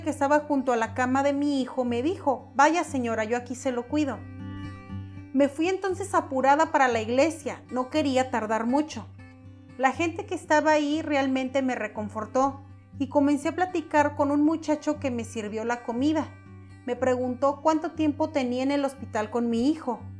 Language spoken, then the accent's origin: Spanish; Orizaba, Veracruz, Mexico; moved away as an adult; Yo soy de Orizaba, pero me fui a la capital del estado en busca de mejores oportunidades laborales, ya que en mi lugar de origen las cosas estaban muy complicadas en aquel entonces.